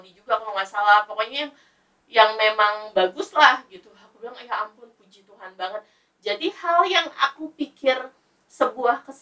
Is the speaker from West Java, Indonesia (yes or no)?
yes; Bekasi, West Java, Indonesia; BPJS itu nggak bisa cover untuk kita kalau di Jakarta gitu kan ya karena aku orang Bekasi jadi oh. BPJS-nya dipakainya di Bekasi.